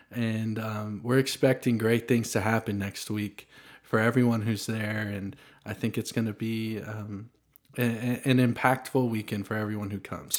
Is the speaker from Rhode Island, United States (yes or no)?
no; Franklin, Tennessee, United States; also born or lived in Nashville; I was born in Nashville, grew up in Franklin, and it's a place I'm proud to call my hometown